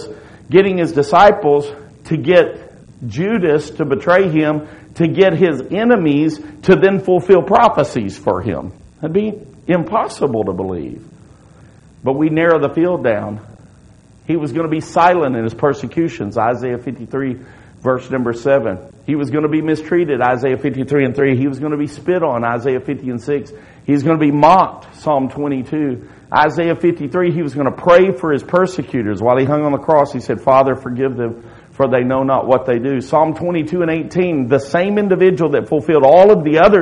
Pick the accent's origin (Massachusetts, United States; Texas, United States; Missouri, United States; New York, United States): Texas, United States; Pasadena; I was born in Pasadena, Texas